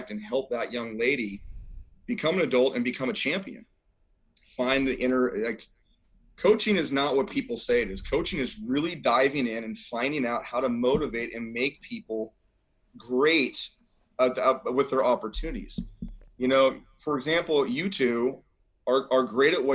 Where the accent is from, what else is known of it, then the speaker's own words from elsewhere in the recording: Scotts Valley, California, United States; I'm a kid from Scotts Valley